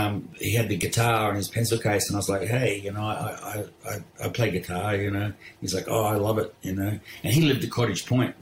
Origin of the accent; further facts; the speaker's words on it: Perth, Western Australia, Australia; born there; I was born in Perth, yes.